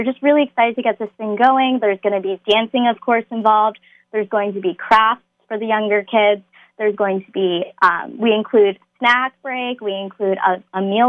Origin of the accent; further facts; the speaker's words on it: Las Vegas, Nevada, United States; moved away as an adult; also born or lived in San Francisco, California / Southern California; now in Las Vegas, United States; I was actually raised in Las Vegas.